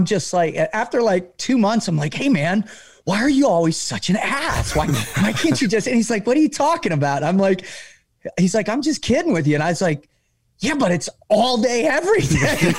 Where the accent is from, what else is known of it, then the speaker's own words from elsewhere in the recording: Boca Raton, Florida, United States; I grew up in Boca Raton, Florida. My older brother was gone long before.